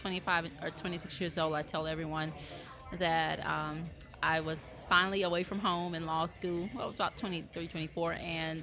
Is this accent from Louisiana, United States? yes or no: yes; Louisiana, United States; in Louisiana, really, a lot of us base our politics on our family values, our Christian values, things that we were taught at home